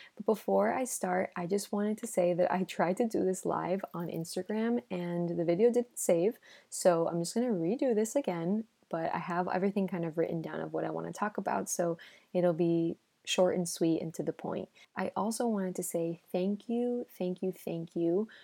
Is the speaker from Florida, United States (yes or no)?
yes; Miami, Florida, United States; first language Spanish; English is a second language; moved away as an adult; also born or lived in Los Angeles, United States; now in Madrid, Spain; in Miami, I grew up with Spanish speaking everywhere, right? So my first language is Spanish